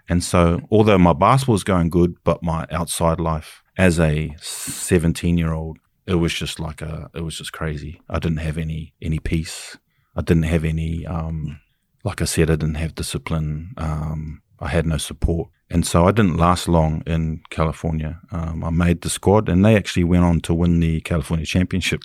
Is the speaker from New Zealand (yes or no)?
yes; Auckland, New Zealand; I'm from Kelson, West Auckland